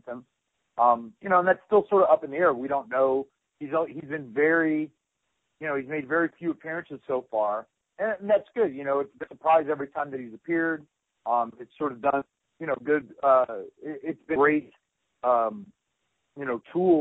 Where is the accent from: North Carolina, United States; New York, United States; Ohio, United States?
North Carolina, United States; I grew up in North Carolina